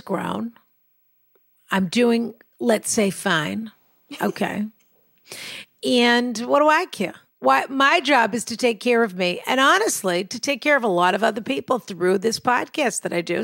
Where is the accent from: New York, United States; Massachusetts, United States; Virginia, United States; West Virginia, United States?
Massachusetts, United States; I'm from Massachusetts